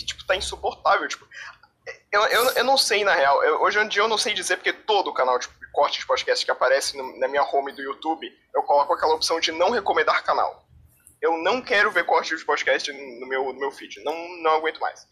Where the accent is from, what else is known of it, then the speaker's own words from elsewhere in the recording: Santa Catarina, Brazil; Eu sou de Santa Catarina, na verdade